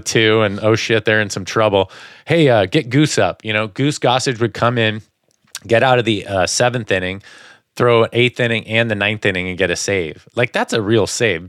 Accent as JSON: {"language": "English", "region": "East Coast", "country": "United States", "tie": "born or raised there", "said": "when I was young, growing up on the East Coast"}